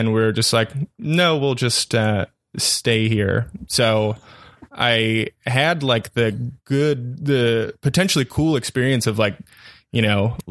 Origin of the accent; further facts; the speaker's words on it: Maryland, United States; I grew up in Maryland on the East Coast